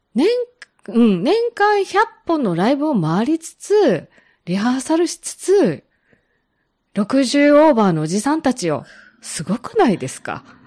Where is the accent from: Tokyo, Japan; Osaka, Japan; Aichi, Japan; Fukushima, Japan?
Osaka, Japan; moved away; also born or lived in Fukuoka; 私、実は大阪生まれなんですって